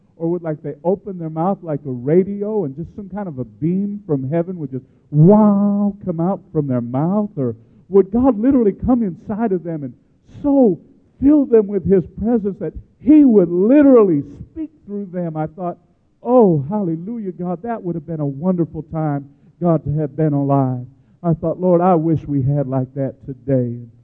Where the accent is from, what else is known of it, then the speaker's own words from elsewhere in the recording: Chicago, Illinois, United States; I grew up in Chicago, that's a union town